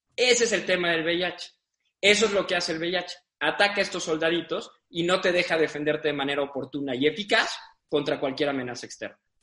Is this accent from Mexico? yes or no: yes; San Luis Potosí, Mexico; also born or lived in Mexico City; Yo, si bien no nací aquí, nací en la Ciudad de México, viví toda mi vida en San Luis hasta los 18 años, de ahí me fui a estudiar a la Ciudad de México.